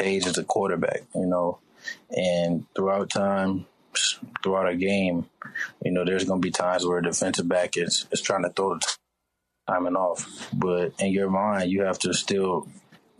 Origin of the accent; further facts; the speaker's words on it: Minneapolis, Minnesota, United States; I grew up in North Minneapolis